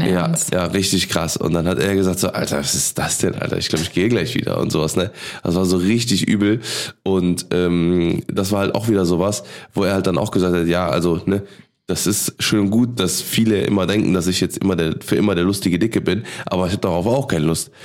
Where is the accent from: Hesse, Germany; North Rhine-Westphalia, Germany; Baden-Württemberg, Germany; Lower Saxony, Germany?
North Rhine-Westphalia, Germany; Cologne; als Kölner, ne, als geboren in Boden aufgewachsen